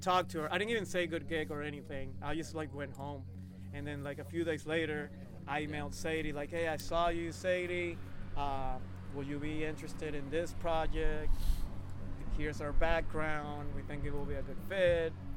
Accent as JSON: {"language": "English", "country": "Venezuela", "tie": "born or raised there", "moved": "yes", "lives_now": "Boston, United States", "said": "I was born in Boston, grew up in Venezuela, South America."}